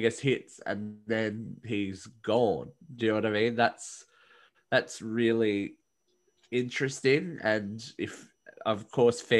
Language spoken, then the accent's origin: English; Australia; I'm Australian